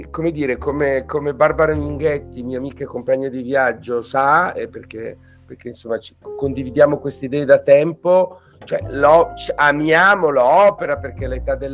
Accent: Bergamo, Lombardy, Italy; now in Milan, Italy; ma ormai sono più bergamaschi di me che vivo a Milano

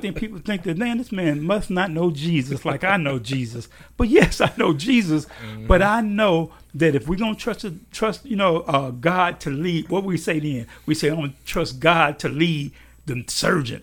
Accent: Chicago, Illinois, United States; moved away; I grew up in Chicago.

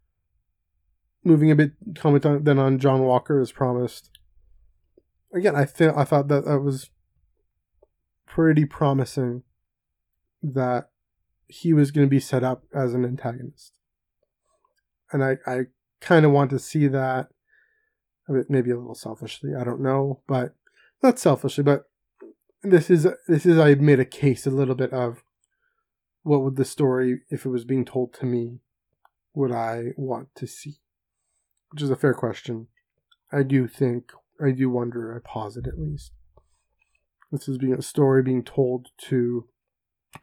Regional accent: Canada; I'm Canadian

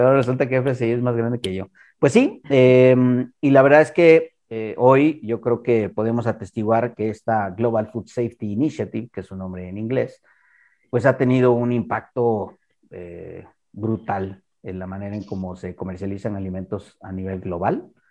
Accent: Mexico; unos cuantos mexicanos tuvimos

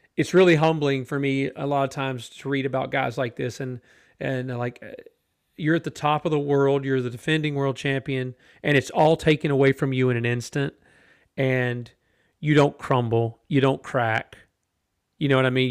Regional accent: United States; us as American racing fans

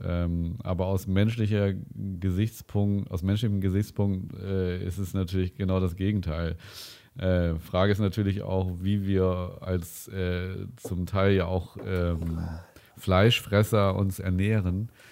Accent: Winsen, Lower Saxony, Germany; meine Heimatort Stöckte

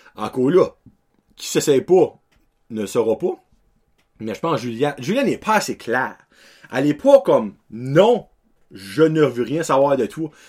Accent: Acadia, Canada; Moi venant de l'Acadie

